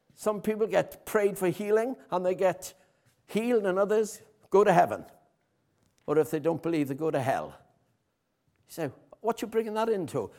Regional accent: Haverfordwest, Wales, United Kingdom; I'm from Haverfordwest

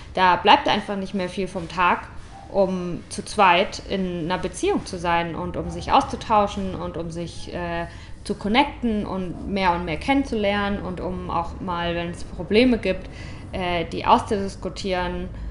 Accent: St. Leon-Rot, Baden-Württemberg, Germany; Ich komme aus St. Leon Roth.

